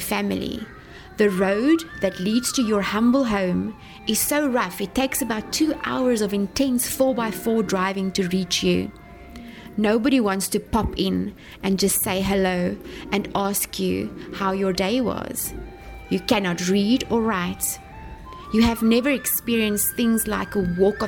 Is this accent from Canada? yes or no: no; South Africa; moved away as an adult; now in Sen Monorom, Cambodia; I am from South Africa, currently serving as a missionary at a school here in Senmonorem, Mondelkiri, Cambodia